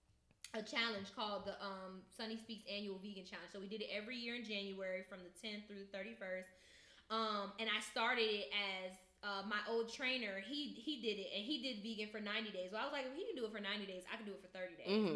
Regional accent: Opa-locka, Florida, United States; moved away as an adult; now in Atlanta, United States; I'm from Dade County is my heart. I'm Opa-locka

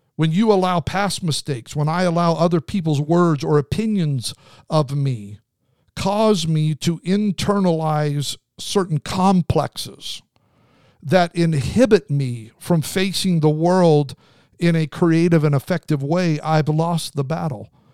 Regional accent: Southern California, United States; I'm from SoCal.

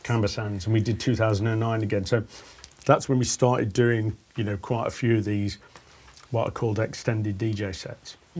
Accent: Stafford, West Midlands, United Kingdom; from Stafford

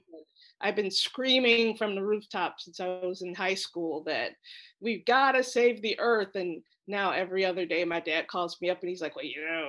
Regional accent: Ohio, United States; moved away; I'm from Ohio

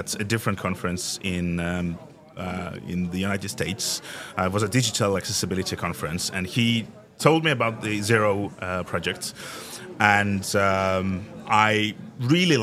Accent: Estonia; I come from Estonia

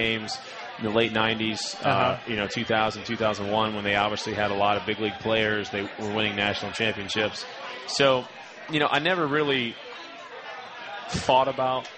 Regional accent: Slidell, Louisiana, United States; also born or lived in Baton Rouge, Louisiana; I grew up like every other kid in Louisiana.

